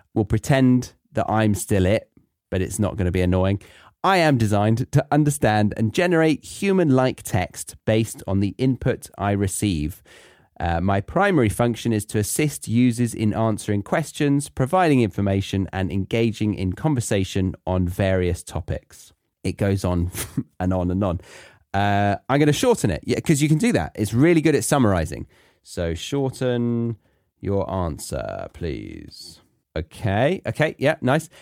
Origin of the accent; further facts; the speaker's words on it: England, United Kingdom; moved away as an adult; I'm from England